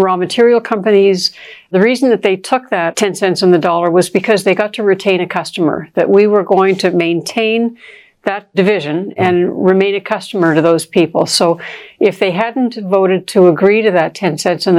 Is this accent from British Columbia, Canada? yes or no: no; Toronto, Ontario, Canada; where I grew up in Toronto